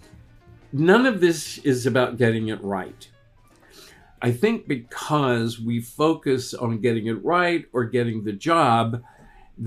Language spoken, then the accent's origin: English; Texas, United States; I grew up in Texas. We only spoke one language